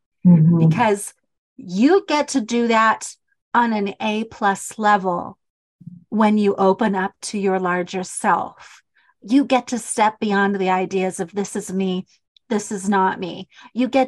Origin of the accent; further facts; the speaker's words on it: Utah, United States; accent: Utah; I love my accent, my Utah accent.